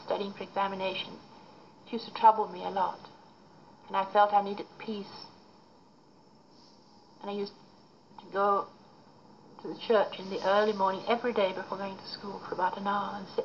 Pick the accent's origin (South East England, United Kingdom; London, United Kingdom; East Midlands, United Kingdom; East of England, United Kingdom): East Midlands, United Kingdom; Derby; moved away as an adult; also born or lived in Littleover / Oxford / India; now in Sikkim, India; I was born in Derbyshire, in Derby. And funnily enough, in a place called Monk Street. And after that, I lived in the countryside